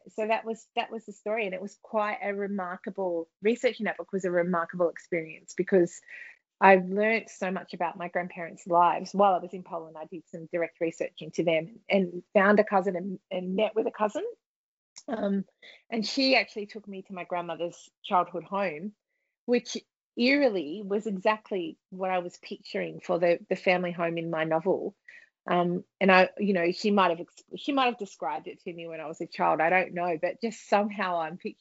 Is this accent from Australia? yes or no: yes; Australia; from my accent, people probably have already figured that out